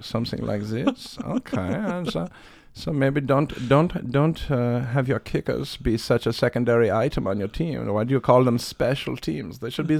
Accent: Florissant, Missouri, United States; I grew up in Florissant. We ended up going to middle school together, which is like 7th, 8th grade.

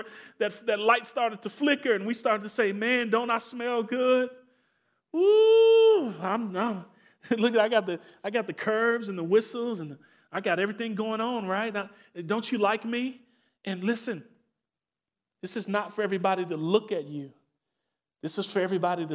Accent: Maywood, Illinois, United States; also born or lived in Elmhurst; I grew up in Maywood, went to school in Elmhurst.

